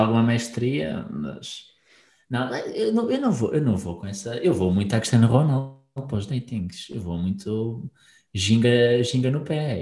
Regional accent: Portugal; quem somos, enquanto também portugueses

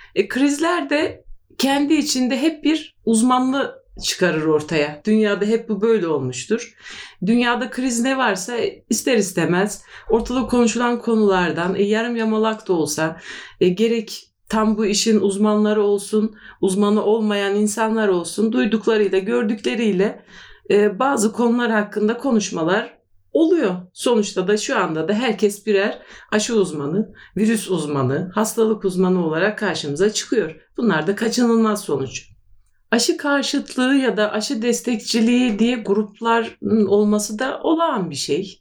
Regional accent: Turkey

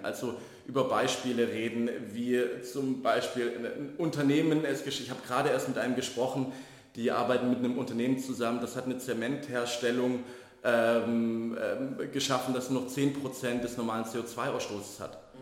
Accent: Baden-Württemberg, Germany; moved away as an adult; now in Berlin, Germany; groß geworden in Baden-Württemberg in einem relativ konservativen äh, äh, Kreis

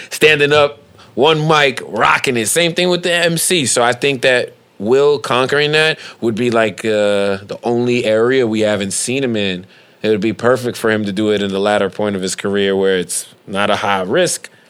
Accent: Detroit, Michigan, United States; I am from Detroit. This is New York.

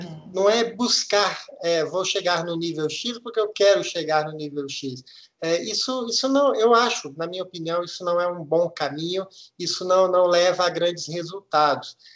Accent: Minas Gerais, Brazil; moved away; Eu sou mineiro, nascido e criado aí em Minas

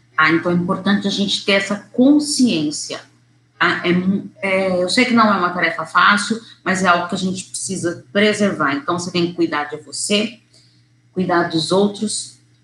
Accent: São Paulo, Brazil; eu sou de São Paulo

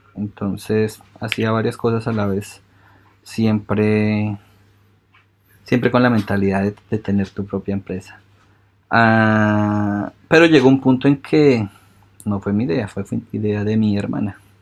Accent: Colombia; moved away as an adult; also born or lived in United States; now in Brisbane, Australia; ya viví 25 años en Colombia

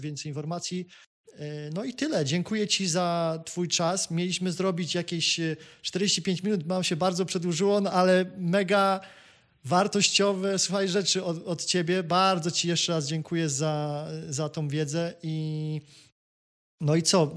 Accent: Kraków, Lesser Poland, Poland; ja jestem Krakusem z Krakowa

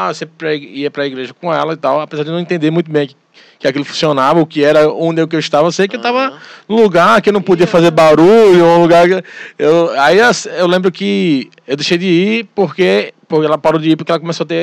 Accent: Olinda, Pernambuco, Brazil; also born or lived in Paulista; Sou lindense, mas nasci em Paulista. E hoje eu sou casado, graças a Deus. Estou casado. Moro aqui em Olinda, aqui pertinho de você, aqui em Jardim Atlântico.

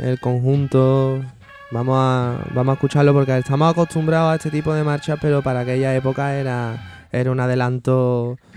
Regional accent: Oliva de Mérida, Extremadura, Spain; Yo soy de Oliva de Mérida y escucho el ensayo.

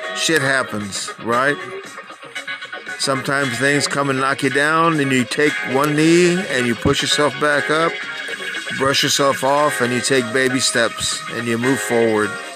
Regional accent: Texas, United States; I'm a Texan.

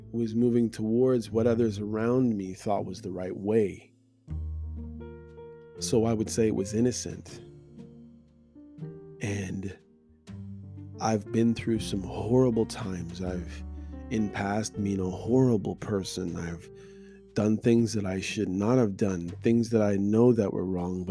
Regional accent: Canada; my experience as a Black person growing up in Canada and going to church

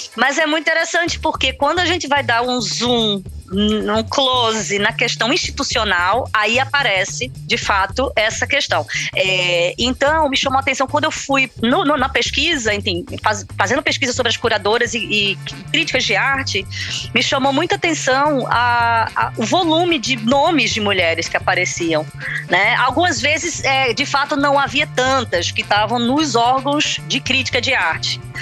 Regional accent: Recife, Pernambuco, Brazil; moved away as an adult; now in Portugal; sou do Recife

